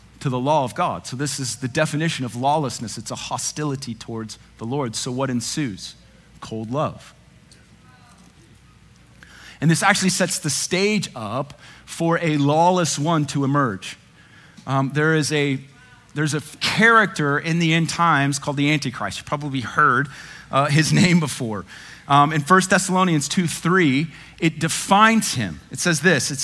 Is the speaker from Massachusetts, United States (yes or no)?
no; Dallas, Texas, United States; I'm white. I grew up in North Dallas.